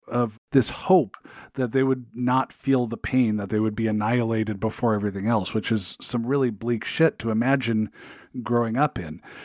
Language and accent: English; Seattle, Washington, United States; I grew up in the Seattle area